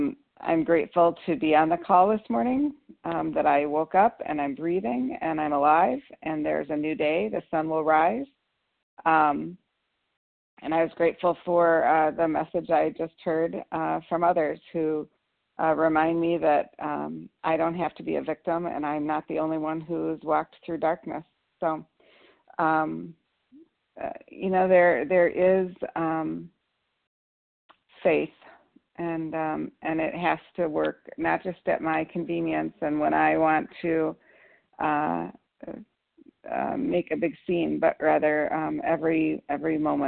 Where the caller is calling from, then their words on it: Bismarck, North Dakota, United States; I'm calling from Bismarck, North Dakota.